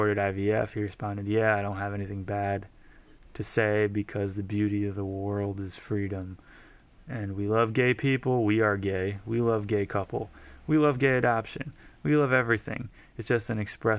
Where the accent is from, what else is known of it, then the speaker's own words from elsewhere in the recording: New Jersey, United States; I'm from New Jersey